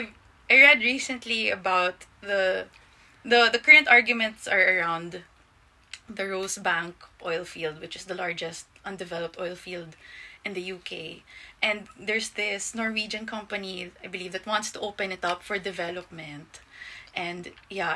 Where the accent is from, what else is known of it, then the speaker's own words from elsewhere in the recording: Philippines; as a Filipino, that's my home